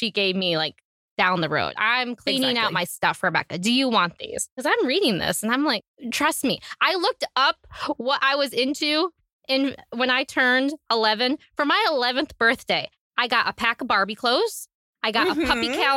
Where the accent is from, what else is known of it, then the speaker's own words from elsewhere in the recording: Ohio, United States; now in Pennsylvania, United States; I'm originally from Ohio.